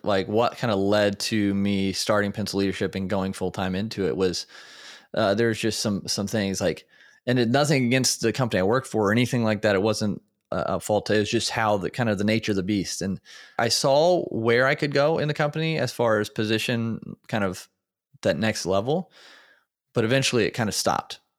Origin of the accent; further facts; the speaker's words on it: Indiana, United States; born and raised in Indiana